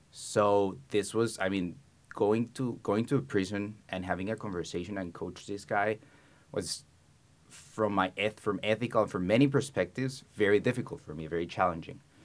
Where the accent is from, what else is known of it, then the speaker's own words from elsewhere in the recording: Colombia; moved away as an adult; I was born and raised in Colombia